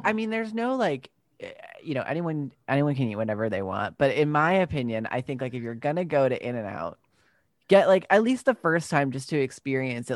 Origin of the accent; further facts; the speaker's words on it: Long Island, New York, United States; also born or lived in Brooklyn / Utah; I grew up on Long Island and then I moved to the city, uh, when I was, like, eighteen